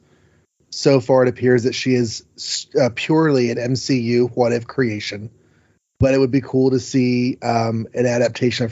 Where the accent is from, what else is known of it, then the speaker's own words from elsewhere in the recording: United States; We, as an American people